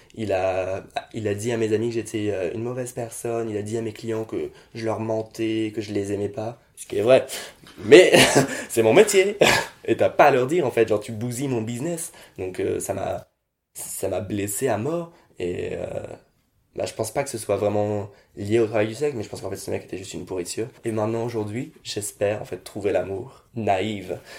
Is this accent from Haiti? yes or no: no; France; je suis né en France, je suis français